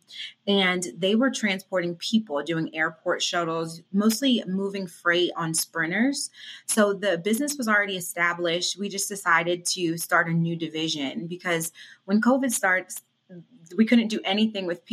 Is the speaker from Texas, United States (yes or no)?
no; Devon, Pennsylvania, United States; also born or lived in Cherry Hill, New Jersey / Pittsburgh area, Pennsylvania / Philadelphia; now in Atlanta, United States; So I grew up in Devon, Berwyn area, went to high school there